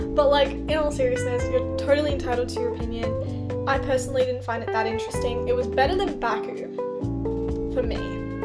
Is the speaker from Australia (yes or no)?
yes; Australia; as an Australian